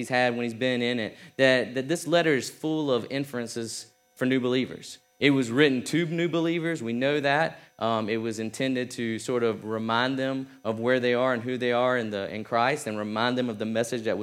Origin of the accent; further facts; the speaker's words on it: South Georgia, United States; I'm from South Georgia.